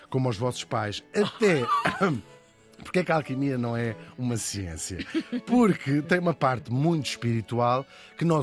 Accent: Portugal; De facto, eu tenho esta dupla nacionalidade, permite-me escolher as coisas onde sou português e as coisas onde sou holandês.

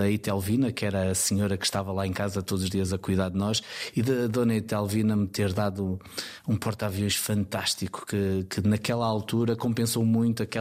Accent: Lisbon, Portugal; born there; Nasci em Lisboa. Eu nasci numa altura que, hum, onde era mais fácil encontrar emprego em Lisboa. Eu nasci em 75.

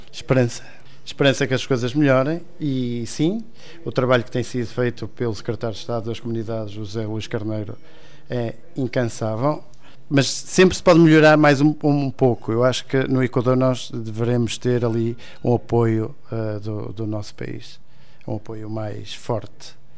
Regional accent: Portugal; now in Ecuador; como português

